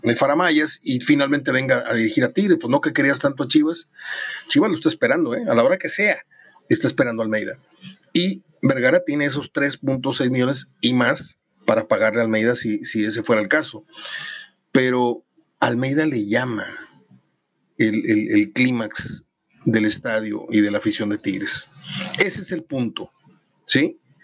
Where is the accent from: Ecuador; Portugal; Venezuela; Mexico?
Mexico; somos mexicanos